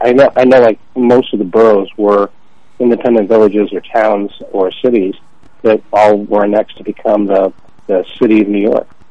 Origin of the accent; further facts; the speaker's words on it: Toronto, Ontario, Canada; I was born in Toronto